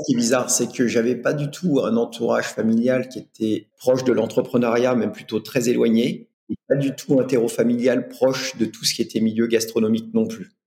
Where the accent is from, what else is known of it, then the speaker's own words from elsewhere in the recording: Normandy, France; je viens de l'Ouest, en Normandie